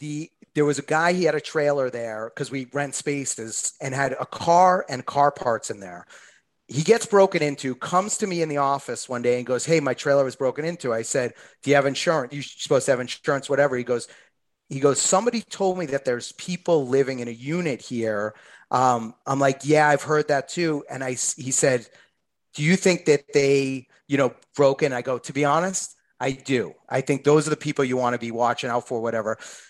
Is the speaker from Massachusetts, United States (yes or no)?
yes; Boston, Massachusetts, United States; So I'm from Boston. I'm looking at it like Boston style pizza.